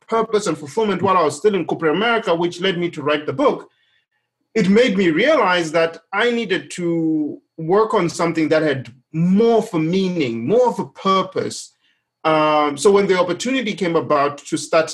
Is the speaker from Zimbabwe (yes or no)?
yes; Zimbabwe; moved away as an adult; now in United States; my home country, Zimbabwe